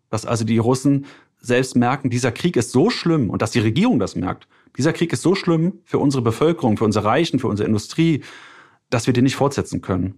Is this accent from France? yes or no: no; Germany; als Deutscher